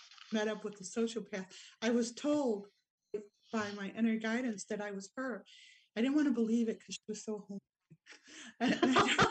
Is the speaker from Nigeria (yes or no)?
no; Rochester, New York, United States; now in Wodonga, Australia; Rochester, New York, my hometown